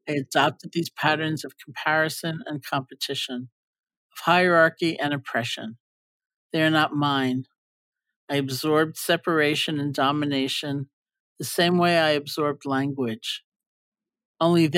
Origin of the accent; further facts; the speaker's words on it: New York, United States; I'm a New Yorker